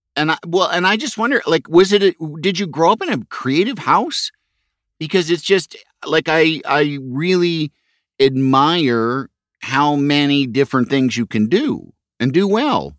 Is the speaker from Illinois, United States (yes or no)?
yes; Chicago, Illinois, United States; moved away; I grew up in Chicago